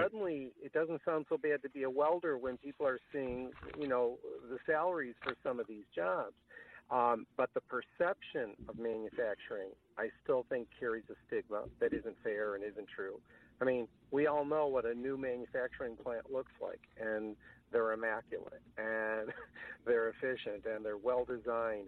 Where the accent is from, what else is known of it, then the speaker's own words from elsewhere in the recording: Washington, District of Columbia, United States; I too was born in Washington